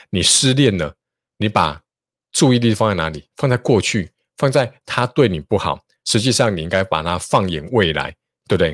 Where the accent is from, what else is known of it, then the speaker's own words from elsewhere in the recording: Taichung, Taiwan; 我是台中人，哈，我念台中一中